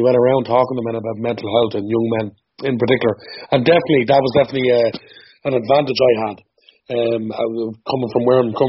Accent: Dublin, Leinster, Ireland; Well, I grew up in Coolock, North Dublin. I grew up most of my life in a camp, in a campsite. I suppose growing up being a traveller

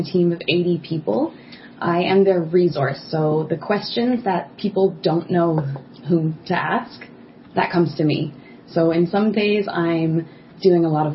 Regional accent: Newfoundland and Labrador, Canada; also born or lived in Bordeaux, France; now in Montreal, Canada; I'm from Newfoundland and very proud to say so

